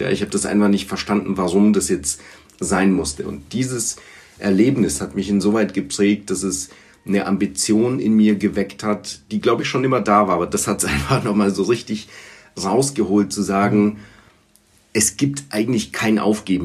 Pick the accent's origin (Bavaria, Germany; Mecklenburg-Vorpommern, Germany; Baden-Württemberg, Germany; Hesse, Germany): Bavaria, Germany; Erlangen; first language Bulgarian; German is a second language; also born or lived in Sofia, Bulgaria / London; Ich war knapp acht Jahre alt, als, äh, als meine Eltern nach, äh, nach Erlangen zogen